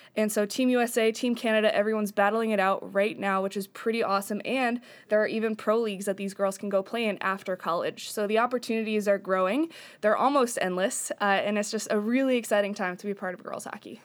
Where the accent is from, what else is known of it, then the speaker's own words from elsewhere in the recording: upstate New York, United States; now in Washington, United States; I'm from New York, upstate, where hockey's kind of everywhere.